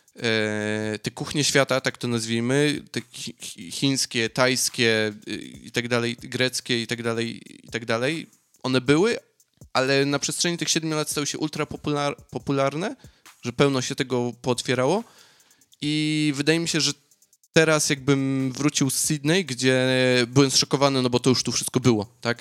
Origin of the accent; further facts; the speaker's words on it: Silesian Voivodeship, Poland; now in Australia; Ja jestem ze Śląska, no to u nas y, rolada i kluski śląskie.